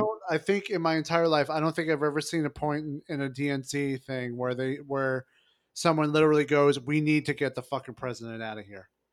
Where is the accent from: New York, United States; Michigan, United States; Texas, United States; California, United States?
New York, United States; New York City; also born or lived in Long Island; I'm from Brooklyn. I grew up in Brooklyn and, you know, and Long Island as well.